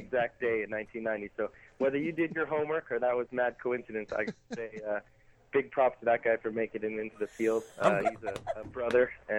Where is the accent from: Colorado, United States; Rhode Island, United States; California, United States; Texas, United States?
California, United States; Southern; being from California originally. Even though it's NorCal and I'm from SoCal